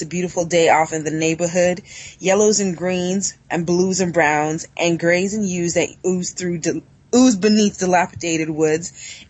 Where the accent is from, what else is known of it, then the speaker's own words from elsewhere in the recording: Atlanta, Georgia, United States; also born or lived in Southern Africa; now in Toronto, Canada; I know I don't sound Canadian. And I'm not American either, even though I sound American. I was born and raised in Southern Africa, but I grew up in Atlanta, Georgia.